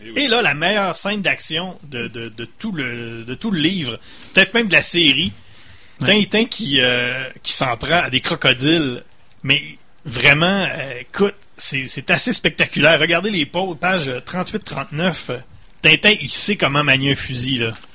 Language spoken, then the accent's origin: French; Saguenay, Quebec, Canada; on vient du Saguenay